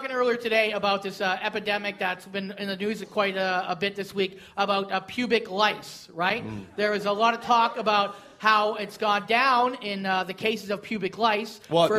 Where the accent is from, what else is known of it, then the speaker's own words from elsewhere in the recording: Australia; Fucking, I'm Australian too. I got a didgeridoo.